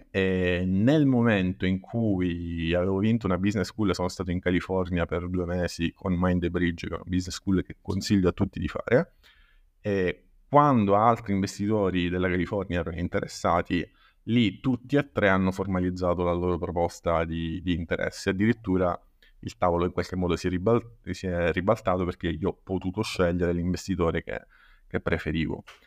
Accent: Paternò, Sicily, Italy; Io in realtà sono di Paternò, che è in provincia di Catania

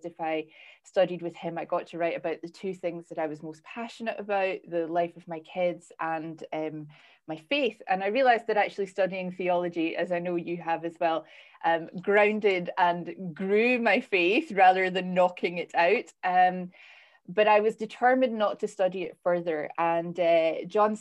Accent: Scotland, United Kingdom; now in Northern Ireland, United Kingdom; I'm Scottish

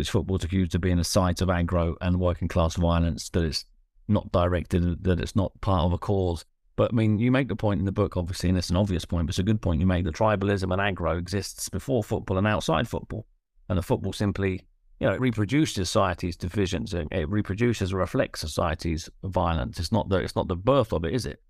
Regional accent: London, United Kingdom; I grew up in South London

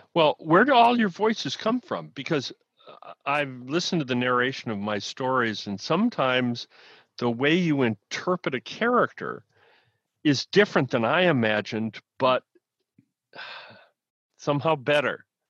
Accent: Midwest, United States; I grew up in the Midwest.

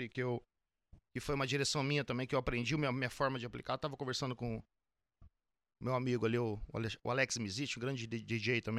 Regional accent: Vila Velha, Espírito Santo, Brazil; Eu sou de Vila Velha, Espírito Santo.

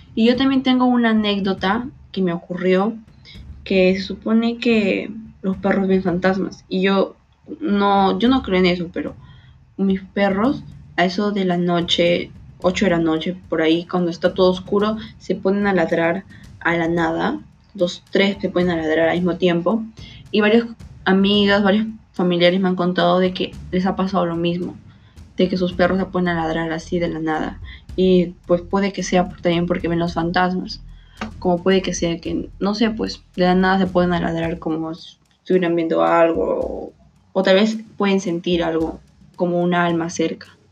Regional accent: Peru; como peruanos

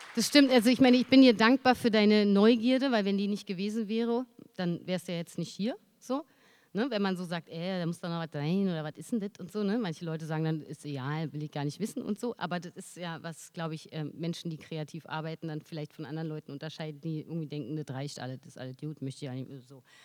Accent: Berlin, Germany; als Berlinerin

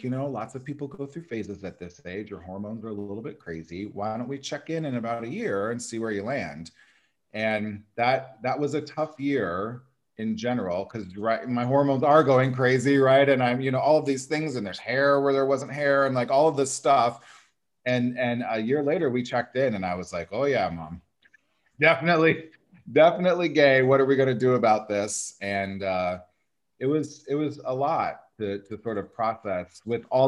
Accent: Nebraska, United States; moved away as an adult; also born or lived in Des Moines, Iowa / Chicago; now in Los Angeles, United States; I grew up in Nebraska and I live in Los Angeles now.

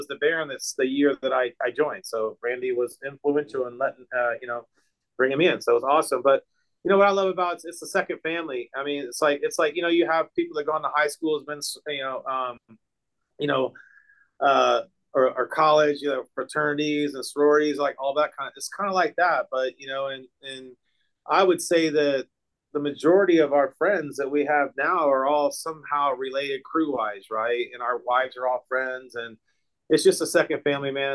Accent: Tampa, Florida, United States; I was born and raised in Tampa.

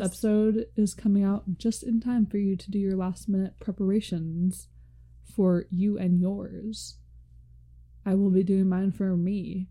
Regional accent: United States; we're from America.

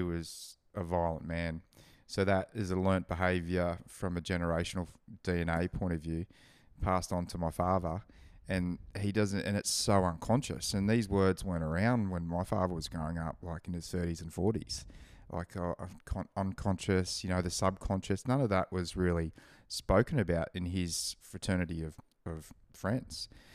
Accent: Gold Coast, Queensland, Australia; growing up on the Gold Coast, you don't really have seasons

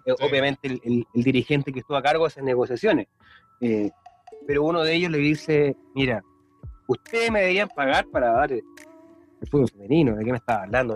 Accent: Chile; todos los que somos chilenos

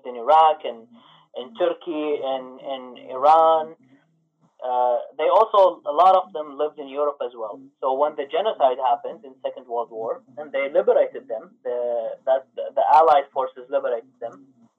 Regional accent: Canada; I'm from Canada.

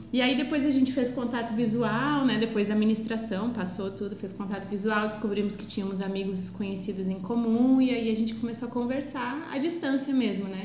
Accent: Estrela, Rio Grande do Sul, Brazil; Eu sou natural de Estrela, uma cidade fica a 90 quilômetros de Porto Alegre

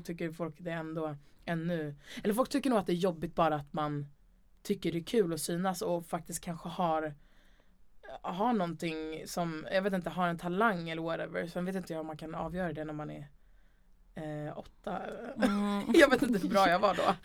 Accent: Stockholm, Stockholm County, Sweden; also born or lived in Umeå / Gröndal, Liljeholmen; sen så ville mamma och pappa flytta till hus och då flyttade vi till Älvsjö

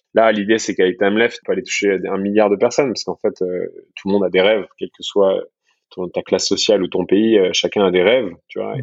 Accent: France; accent: French; les Français on parle pas très bien en anglais

